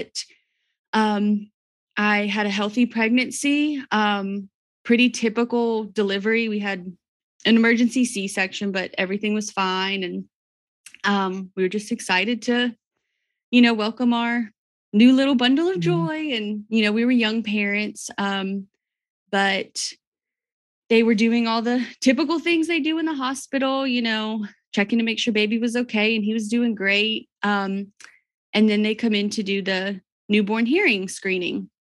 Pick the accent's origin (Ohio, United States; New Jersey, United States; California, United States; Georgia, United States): Georgia, United States; now in Crossville, United States; Well, we live in Crossville, Tennessee. We've been here about 4 years. We're originally from South Georgia, my husband and I.